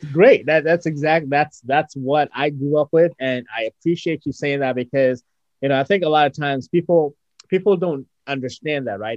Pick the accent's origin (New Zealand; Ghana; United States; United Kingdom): Ghana; moved away; being original from Ghana and you know growing up in Ghana